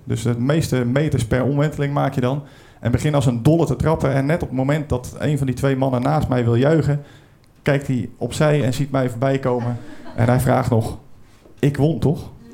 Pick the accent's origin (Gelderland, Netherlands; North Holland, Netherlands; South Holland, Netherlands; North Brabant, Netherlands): South Holland, Netherlands; Brielle; Ik kom uit Den Briel, dat ligt een beetje onder de rook van Rotterdam.